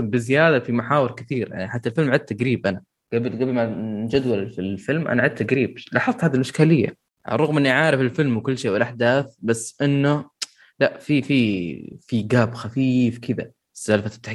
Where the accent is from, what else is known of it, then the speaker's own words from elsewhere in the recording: Iraq; أنا انسان مقدم من العراق